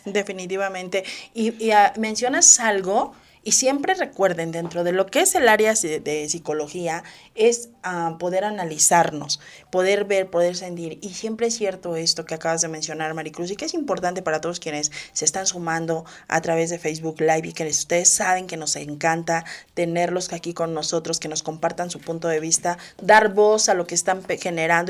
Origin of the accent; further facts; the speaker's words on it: Mexico; nosotros, todos los mexicanos